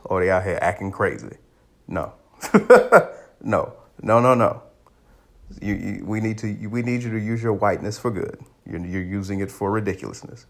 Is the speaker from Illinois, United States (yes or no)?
yes; Aurora, Illinois, United States; I grew up in Aurora, Illinois